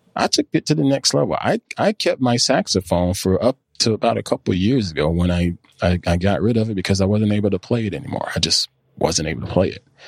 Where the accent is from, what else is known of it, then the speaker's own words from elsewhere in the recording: near Clemson, South Carolina, United States; now in North Carolina, United States; I grew up near Clemson, South Carolina, and it's all football